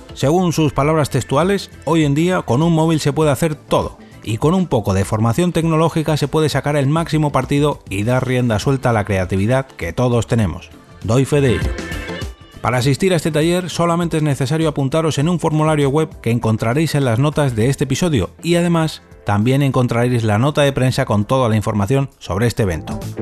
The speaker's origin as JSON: {"language": "Spanish", "town": "Madrid", "region": "Community of Madrid", "country": "Spain", "said": "soy de Madrid"}